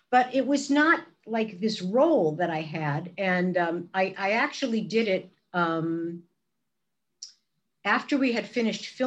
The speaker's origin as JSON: {"language": "English", "town": "Brooklyn", "region": "New York", "country": "United States", "tie": "born or raised there", "said": "And of course, coming from Brooklyn, my my accent, I sounded like a really bad imitation of Barbra Streisand."}